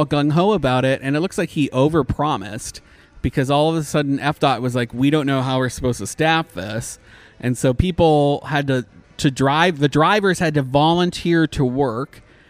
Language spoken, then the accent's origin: English; Canada; I'm Canadian.